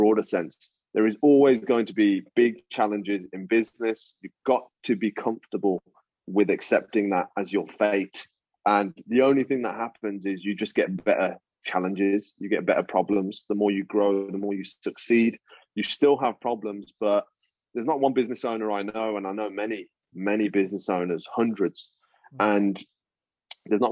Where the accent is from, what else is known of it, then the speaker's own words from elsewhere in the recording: United Kingdom; I'm British Indian, man. So my parents were born here, but their parents, my grandparents, all come from the Punjab